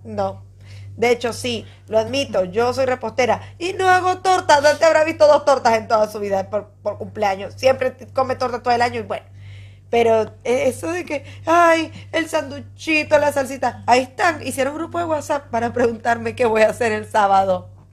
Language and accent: Spanish; Barquisimeto, Lara, Venezuela; moved away; en Barquisimeto, mi ciudad natal